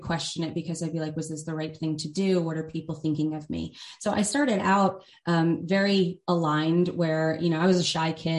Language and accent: English; United States; I grew up outside of New York City